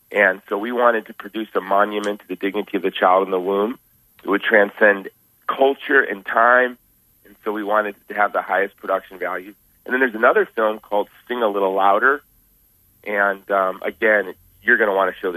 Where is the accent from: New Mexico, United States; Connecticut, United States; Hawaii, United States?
Hawaii, United States; Honolulu; I'm from Hawaii. I'm from the island of Oahu in Honolulu.